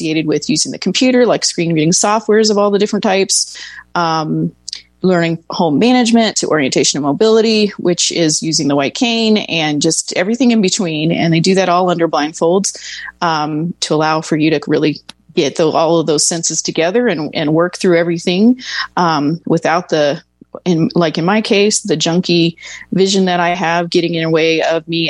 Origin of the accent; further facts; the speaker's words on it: Dayton, Ohio, United States; now in Arizona, United States; I was born and raised in Dayton, Ohio